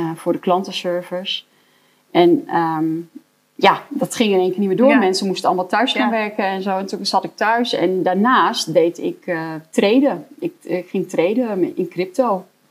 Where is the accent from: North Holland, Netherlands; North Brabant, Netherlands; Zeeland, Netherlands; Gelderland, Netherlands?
Gelderland, Netherlands; Elburg; ik kom uit Elburg